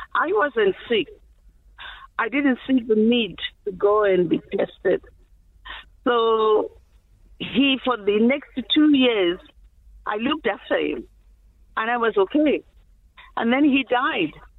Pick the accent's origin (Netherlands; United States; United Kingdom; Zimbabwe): Zimbabwe; English is a second language; moved away; I'm from Zimbabwe.